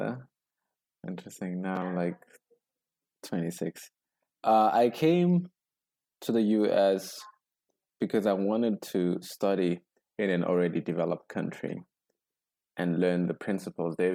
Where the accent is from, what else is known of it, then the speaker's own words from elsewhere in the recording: South Africa; growing up in South Africa. So grew up in a not predominantly in an all-black community.